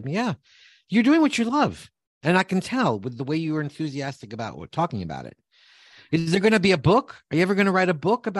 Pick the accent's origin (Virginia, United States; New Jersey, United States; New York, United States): New York, United States; In New York.